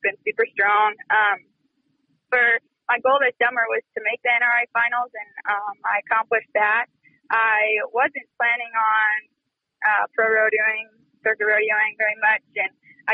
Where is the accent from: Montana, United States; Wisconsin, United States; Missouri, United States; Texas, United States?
Montana, United States; Bigfork; I grew up in Big Fork, which is right there next to Kalispell.